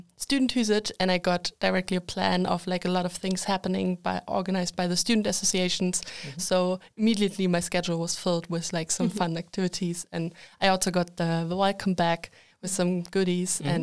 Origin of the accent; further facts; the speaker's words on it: Germany; now in Linköping, Sweden; I'm from Germany